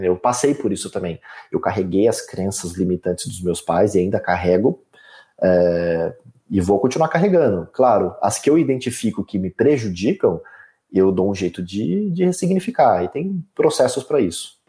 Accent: Leme, São Paulo, Brazil; eu nasci em Leme, numa cidade interior de São Paulo, numa família classe média, onde o pai trabalha, a mãe fica em casa

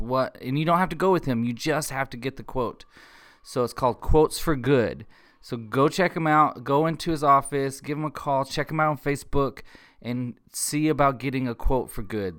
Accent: Globe, Texas, United States; I grew up in Globe, which is on just the other side of Sumner

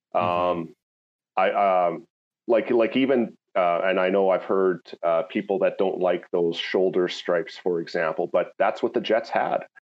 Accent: Landmark, Manitoba, Canada; now in Ontario, Canada; I grew up uh, southeast of uh, Winnipeg, um, near a small community called Landmark, Manitoba

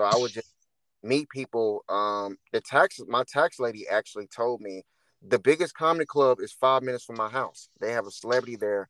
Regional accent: St. Louis, Missouri, United States; St. Louis, Missouri.

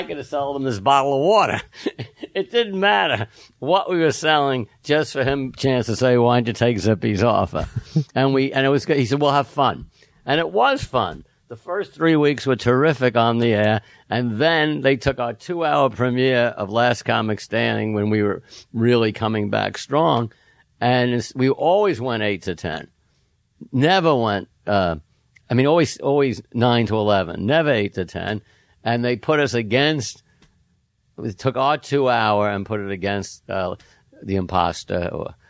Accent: New York City, New York, United States; I grew up in New York City, Manhattan, which was the 50s

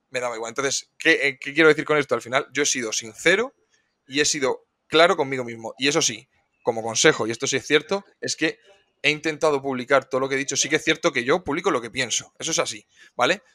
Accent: Cartagena, Region of Murcia, Spain; soy un chico de Cartagena, tengo 26 años

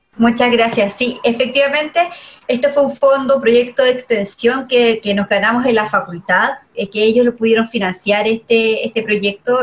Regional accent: Chile; como chilenos

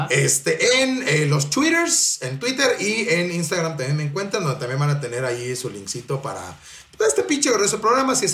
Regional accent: Mexico City, Mexico

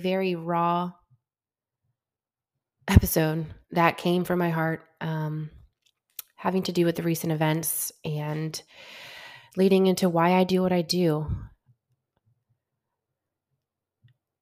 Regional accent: the South, United States; Born and raised in the South, where it's fucking Bible Belt

